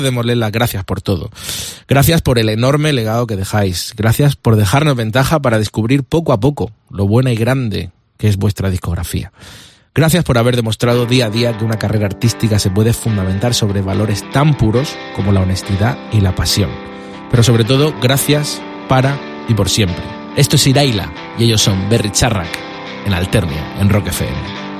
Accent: Vega Baja del Segura, Valencian Community, Spain; moved away; llegamos hasta mi tierra, la Vega Baja del Segura. Orgulloso de ser de allí

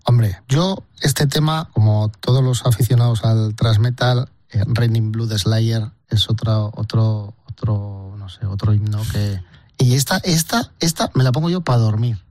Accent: Basque Country, Spain; de mi tierra en este caso vasca

